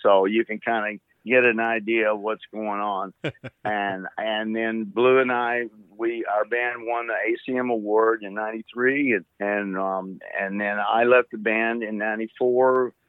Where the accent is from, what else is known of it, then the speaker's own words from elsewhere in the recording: Texas, United States; also born or lived in Arkansas / Chicago / Nashville; born in Arkansas, grew up in Texas and back to Arkansas and went to Chicago and had a band and then moved from Chicago to, I'll make this quick, to Nashville in 82.